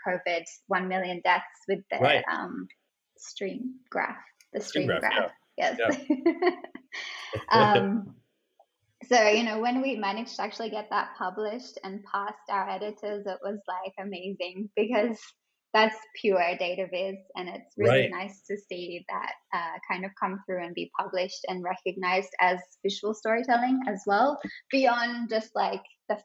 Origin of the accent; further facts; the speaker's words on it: Australia; accent: Australian; moved away as an adult; now in Singapore; I have an Australian accent and I'm originally from Australia. I moved to Singapore about 8 years ago now